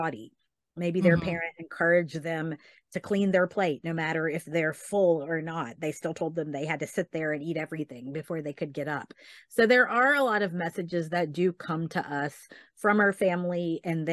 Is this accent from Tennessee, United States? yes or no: yes; Tennessee, United States; now in Texas, United States; I grew up in Tennessee